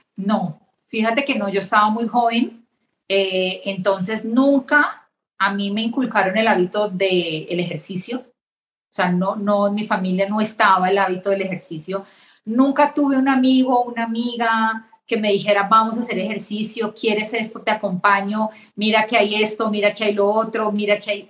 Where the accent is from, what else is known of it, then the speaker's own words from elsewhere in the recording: Bogotá, Colombia; moved away as an adult; now in Mexico; estudié en Colombia, en Bogotá, Colombia, hice mi carrera